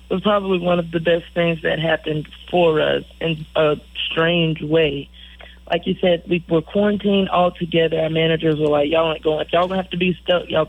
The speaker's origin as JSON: {"language": "English", "town": "Poplarville", "region": "Mississippi", "country": "United States", "tie": "born or raised there", "said": "about our experiences growing up in Poplarville, Mississippi, and and in the country, going to the creek"}